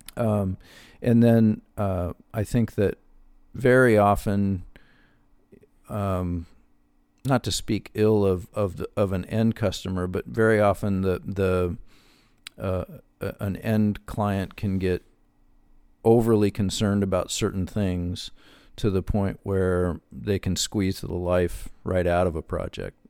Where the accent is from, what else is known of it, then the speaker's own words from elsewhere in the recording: Wyoming, United States; I'm from Wyoming